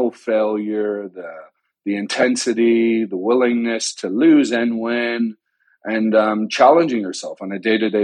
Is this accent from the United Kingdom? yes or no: no; Canada; moved away as an adult; now in United States; I grew up in Canada